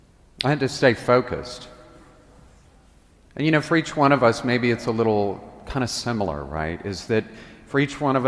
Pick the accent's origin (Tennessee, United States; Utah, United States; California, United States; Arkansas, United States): Tennessee, United States; Memphis; I'm from Memphis